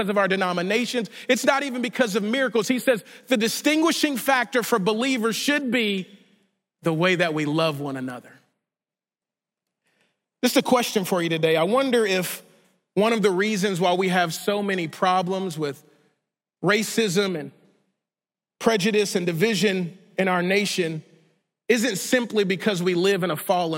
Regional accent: Shreveport, Louisiana, United States; the small charismatic church that I grew up in Shreveport, Louisiana

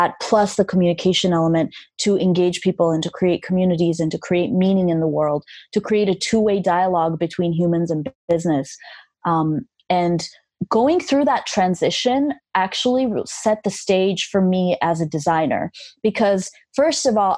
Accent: Armenia; English is a second language; I learned English by listening to … records. I still have the record that my parents smuggled into Armenia in the 80s because you couldn't just openly buy a lot of things in Armenia at that time.

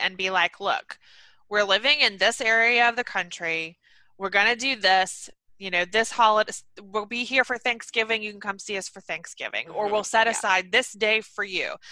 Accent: Atlanta, Georgia, United States; moved away; I'm from Atlanta

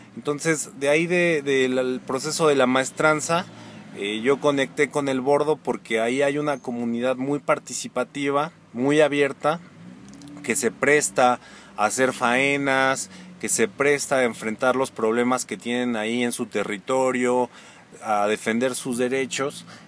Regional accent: Pachuca, Hidalgo, Mexico; moved away as an adult; now in Cholula, Mexico; Yo soy de aquí de Pachuca, que nací en el 84. Viví en la calle de Guerrero como hasta los 12, 13 años y luego ya de ahí me fui a vivir a Santa Julia

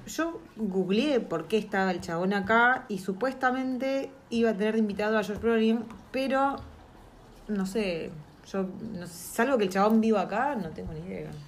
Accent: Argentina; now in New Zealand; nosotros como argentinos

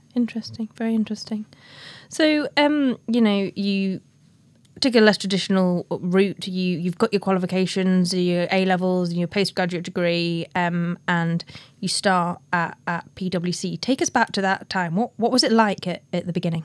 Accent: the north of England, United Kingdom; a northern girl like me.

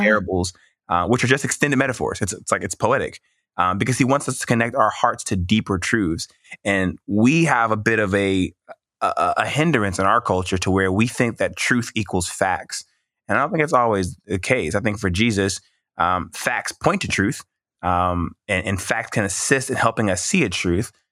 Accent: Mississippi, United States; also born or lived in California; I moved to Mississippi, um, seventh grade

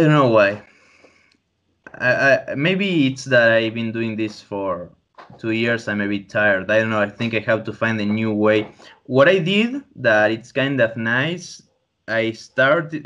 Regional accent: Tandil, Buenos Aires Province, Argentina; I'm even actually right now in my uh, childhood home

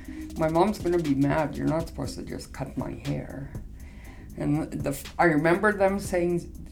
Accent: Flying Dust First Nation, Saskatchewan, Canada; I'm from Flying Dust First Nation.

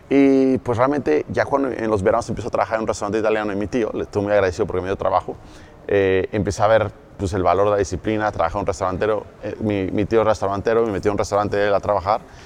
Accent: Cuautla, Morelos, Mexico; also born or lived in Mexico City, Mexico; yo un día vivía en la Ciudad de México, despierto en Morelos, como a los 9, 10 años, ¿ok? En Cuautla, Morelos

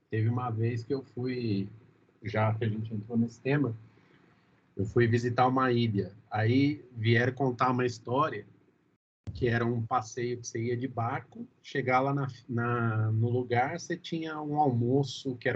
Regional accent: Brazil; eu acho que a gente, como brasileiro nato, a gente não tem a menor capacidade de prevenção, cara.

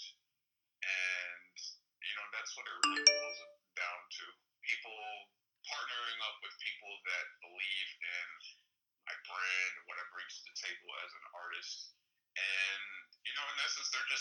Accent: the South, United States; also born or lived in Miami, United States; now in Los Angeles, United States; I grew up in the South as well

